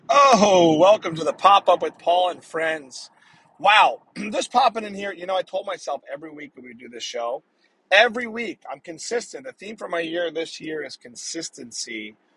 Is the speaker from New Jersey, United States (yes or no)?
yes; New Jersey, United States; moved away; my home state of New Jersey